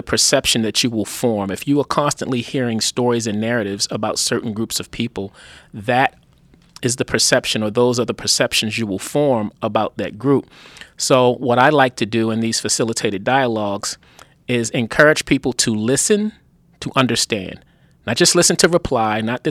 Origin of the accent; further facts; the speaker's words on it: Baltimore, Maryland, United States; moved away as an adult; also born or lived in Los Angeles / New York / Washington, District of Columbia, United States / Boston; I grew up in Baltimore